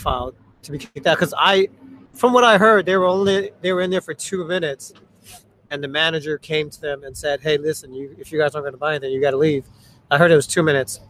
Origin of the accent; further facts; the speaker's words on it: United States; English is a second language; I got harassed like a mofo when I was growing up in America